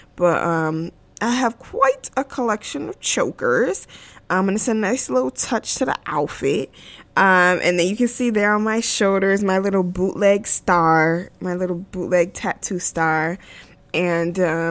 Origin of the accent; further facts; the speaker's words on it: United States; I am American, born and raised in America